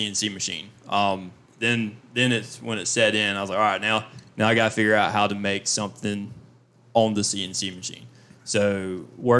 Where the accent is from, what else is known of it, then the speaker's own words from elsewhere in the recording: Fair Play, South Carolina, United States; I'm from Fairplay, South Carolina, where I was growing up, where I grew up